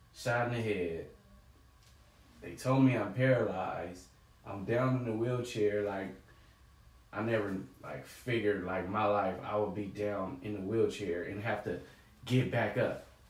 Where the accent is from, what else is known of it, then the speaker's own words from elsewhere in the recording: San Diego, California, United States; I grew up in Southeast, Southeast San Diego, right there off Euclid